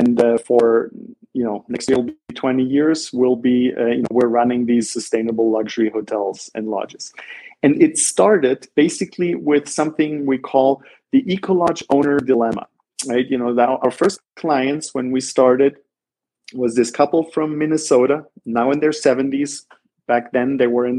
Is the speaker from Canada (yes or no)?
no; Black Forest, Baden-Württemberg, Germany; moved away as an adult; also born or lived in Ithaca, New York, United States; now in San Jose, Costa Rica; I grew up in Southern Germany. In the Black Forest